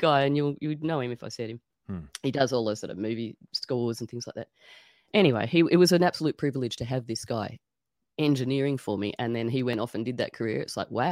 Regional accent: Sydney, New South Wales, Australia; moved away as an adult; also born or lived in Tasmania; I grew up in Sydney

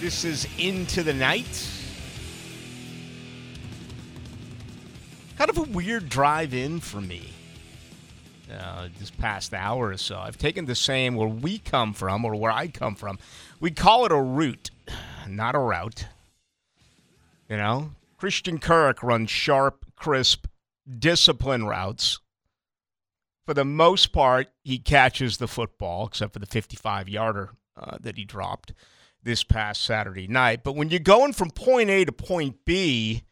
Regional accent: Boston, Massachusetts, United States; moved away as an adult; now in Jacksonville, United States; I love my hometown, all right? I left Boston when I was 18

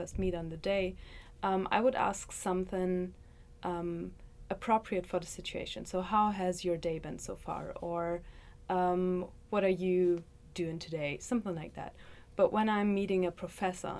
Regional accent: Germany; moved away as an adult; also born or lived in Leipzig, Germany; now in Athens, United States; I'm from Germany. I'm a student from the University of Leipzig

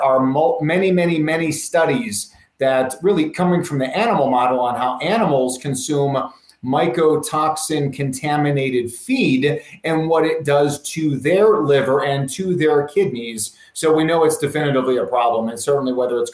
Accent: Chicago, Illinois, United States; moved away; I came from Chicago and we're close to the Wisconsin border

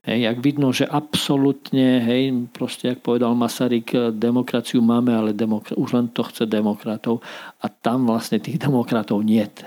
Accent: Raslavice, Prešov Region, Slovakia; som aj doma u nás v Raslaviciach v rade školy

